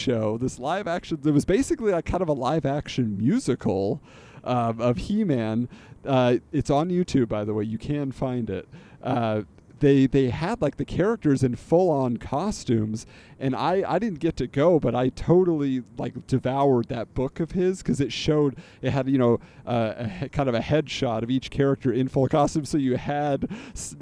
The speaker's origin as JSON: {"language": "English", "region": "California", "country": "United States", "tie": "born or raised there", "said": "I grew up in California"}